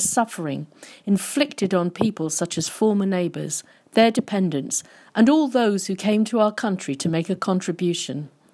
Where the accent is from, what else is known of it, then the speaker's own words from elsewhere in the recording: London, United Kingdom; I was born in Brixton in nineteen fifty-five, and some of our neighbours were part of the Windrush generation